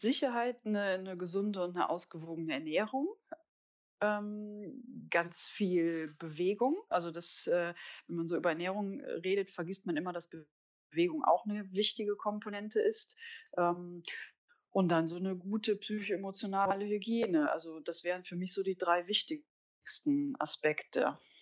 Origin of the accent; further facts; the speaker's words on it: Cologne, North Rhine-Westphalia, Germany; Ich äh, bin wohnhaft in Köln und ich komme auch aus Köln